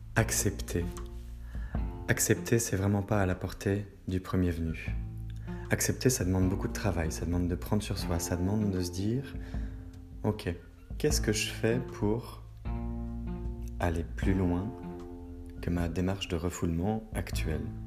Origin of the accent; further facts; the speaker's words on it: Brittany, France; ma Bretagne. Oui, je suis breton